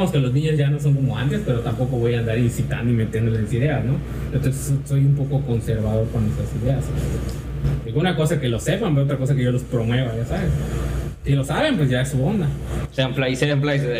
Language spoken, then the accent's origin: Spanish; Chile; mi tío yo crecí en Chile